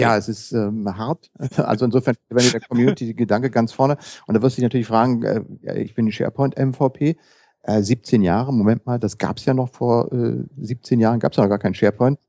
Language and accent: German; Berlin, Germany; bin geboren in Berlin, lebe in Berlin